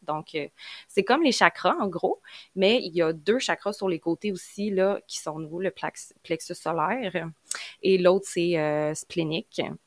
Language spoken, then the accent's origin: French; Quebec, Canada; accent: Québécois; je viens du Québec, donc vous l'entendez à mon accent